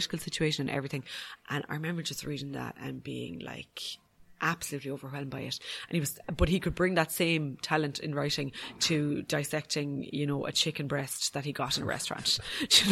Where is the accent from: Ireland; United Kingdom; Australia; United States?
Ireland; as an Irish person